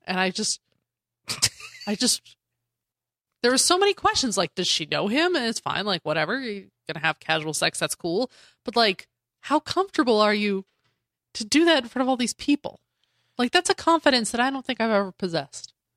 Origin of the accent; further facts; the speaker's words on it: Denver, Colorado, United States; I grew up in Denver